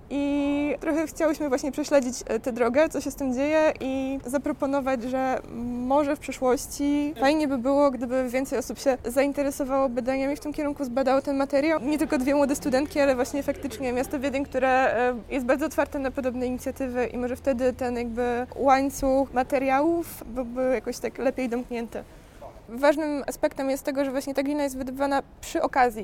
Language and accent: Polish; Białystok, Podlaskie Voivodeship, Poland; moved away as an adult; also born or lived in Poznań; Ja jestem z Białegostoku